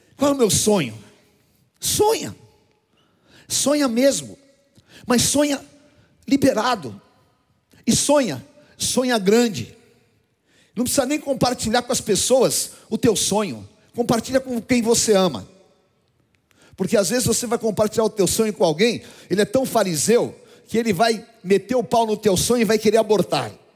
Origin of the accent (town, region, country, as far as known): Brazil